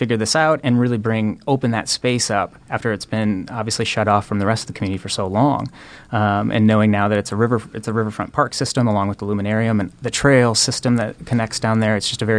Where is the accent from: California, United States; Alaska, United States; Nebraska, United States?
Nebraska, United States; Omaha; also born or lived in Hartington, Nebraska; But I moved here when I was young. Into Omaha, and I've always called Omaha kind of my hometown, and bounced around a little bit, but came back to Omaha, and am very pleased to do so.